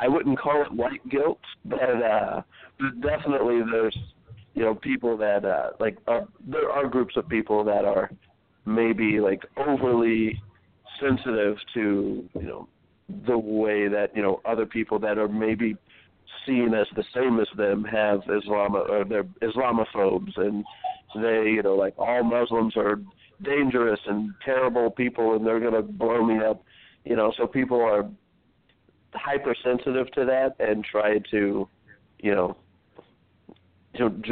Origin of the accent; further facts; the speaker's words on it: United States; being American